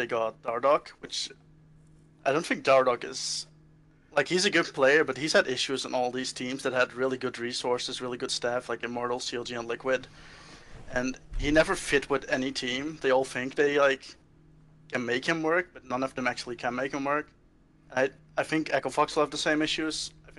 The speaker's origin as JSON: {"language": "English", "country": "Netherlands", "second_language": "English", "said": "I'm from the Netherlands."}